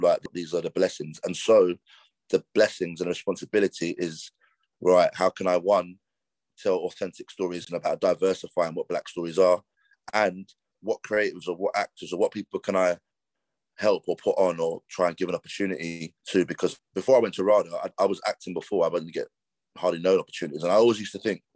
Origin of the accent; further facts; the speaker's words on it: London, United Kingdom; growing up in London